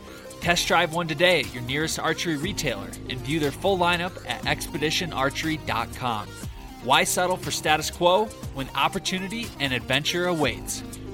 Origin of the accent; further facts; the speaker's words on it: Michigan, United States; I'm originally from Michigan, and I feel like Colorado's kind of like the best of all worlds.